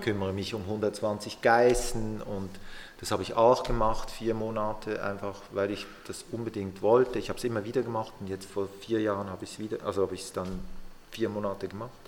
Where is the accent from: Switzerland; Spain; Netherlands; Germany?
Switzerland; Basel, Basel-Stadt; moved away as an adult; ich bin aus Basel weg, ich bin da aufgewachsen, habe die Ausbildung gemacht